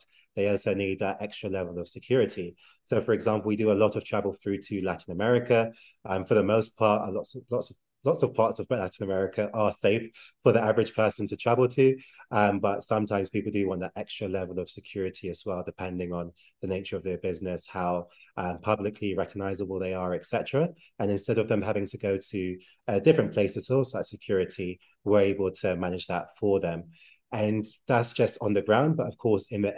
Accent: London, United Kingdom; moved away as an adult; now in Mexico City, Mexico; I'm born and raised in London, England, but I'm currently living, or at least part-time living

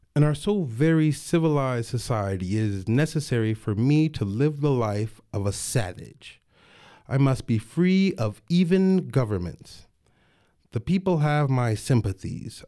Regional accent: Denver, Colorado, United States; I grew up in Denver

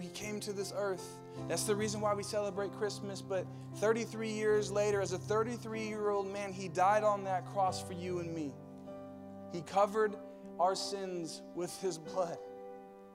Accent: Riverside, California, United States; moved away; I grew up in Riverside

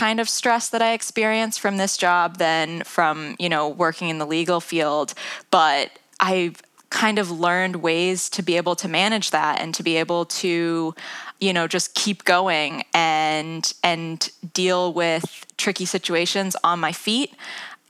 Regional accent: United States; moved away as an adult; also born or lived in London, England; now in England; as you can probably tell from my accent, I'm not from the UK. I'm from the US originally.

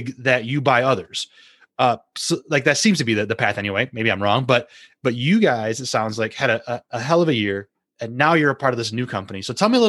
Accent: Kalamazoo area, Michigan, United States; I'm from the other side of the state in Michigan

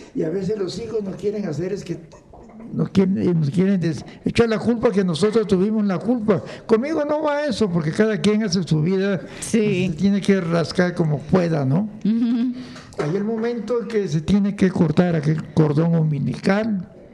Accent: Motozintla, Chiapas, Mexico; yo nací en, se llama Motocintla con Z, Motocintla. Motocintla. Está en el estado de Chiapas, pegado al río Suchate, ayer este, con frontera con Guatemala

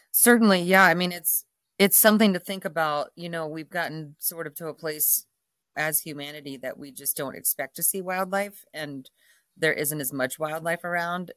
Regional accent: Dayton, Ohio, United States; moved away as an adult; now in Jackson Hole, United States; I am a Midwesterner from Ohio, Dayton area, and grew up there, you know, very much suburbia, uh, in a, in a small suburb outside of Dayton

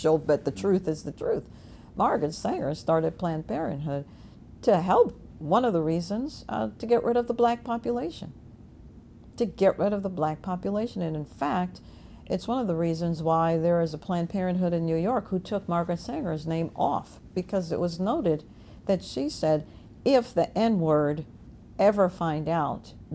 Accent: Jamaica; now in Virginia, United States; I was born in Jamaica.

